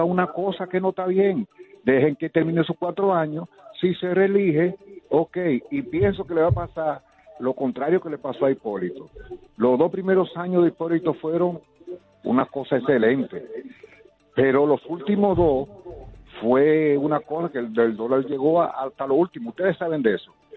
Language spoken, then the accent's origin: Spanish; Dominican Republic; also born or lived in La Romana; soy dominicano